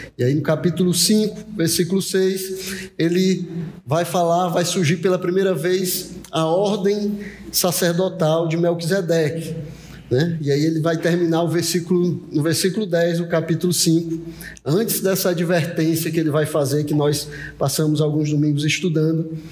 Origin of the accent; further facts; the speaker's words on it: Brazil; nós, como brasileiros do século vinte e um